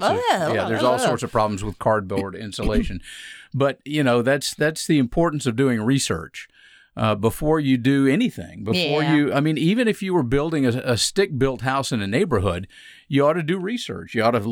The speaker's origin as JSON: {"language": "English", "town": "Atlanta", "region": "Georgia", "country": "United States", "tie": "born or raised there", "said": "I grew up in Atlanta. I mean, I was in Atlanta."}